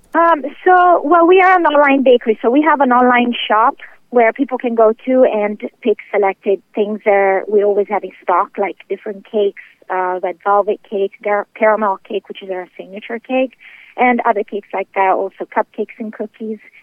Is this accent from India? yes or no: no; England, United Kingdom; moved away as an adult; also born or lived in Italy; now in Clearwater, Florida, United States; I'm from Italy originally, and uh, I would always love to like hang around my grandma while she would bake and things like that. So that's how I learned how to bake, and my passion grew. Uh, then I moved to England as a child, and there I started cooking a uh, restaurant as I was a teenager